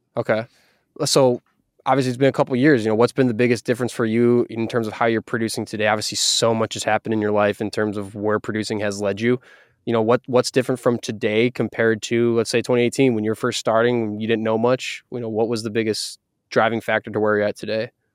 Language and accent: English; Wisconsin, United States; now in Seattle, United States; I'm from Wisconsin, I moved to Seattle